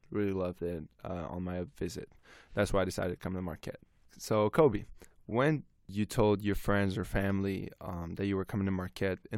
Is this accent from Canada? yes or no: yes; Canada; so I'm Lebanese Canadian so my mom my grand grandmother as well um they cooked every day for me, like Lebanese food.